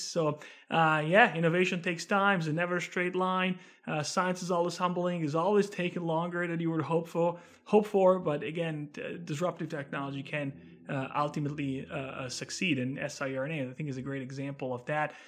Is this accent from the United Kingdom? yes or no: no; Italy; moved away; I'm originally from Italy, from beautiful Italy, born and raised there.